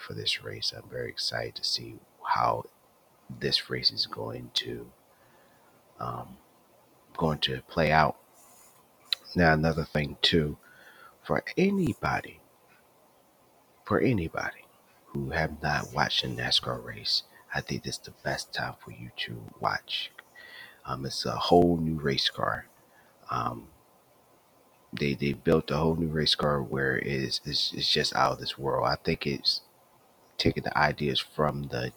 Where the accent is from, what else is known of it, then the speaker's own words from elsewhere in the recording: Gloucester, Virginia, United States; also born or lived in Saluda, Virginia; I am from Virginia, Gloucester to be exact, even though it's a county within a county. Don't ask. I'm from Saluda